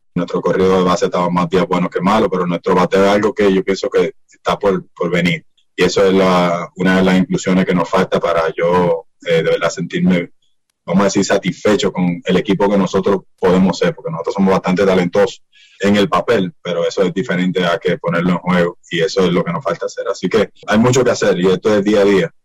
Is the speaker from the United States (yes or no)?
no; Dominican Republic; nosotros como dominicanos